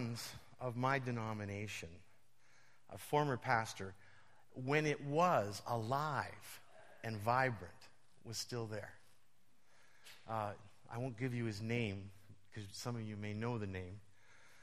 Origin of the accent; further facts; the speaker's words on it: Western Canada, Canada; moved away as an adult; now in Toronto, Canada; I'm from Western Canada, but I live in Toronto